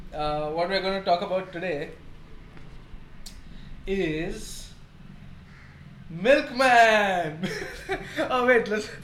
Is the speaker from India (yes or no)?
yes; India; From the Midwest. So it might sound American, but we are Indian, if you didn't get that from my accents already.